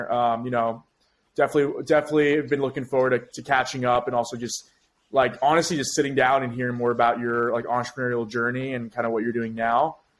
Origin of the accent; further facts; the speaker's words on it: Florida, United States; as a Floridian, I'm happy that our state's getting attention